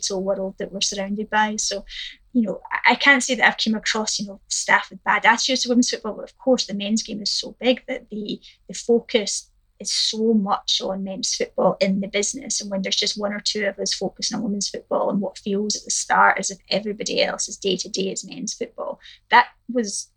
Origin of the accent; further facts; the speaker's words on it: Scotland, United Kingdom; as a Scot